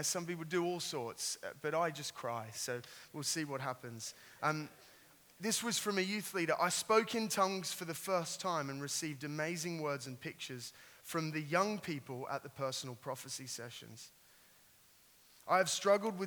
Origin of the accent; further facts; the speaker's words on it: Sydney, New South Wales, Australia; I've got a little twang. I am an Australian. I grew up in Sydney.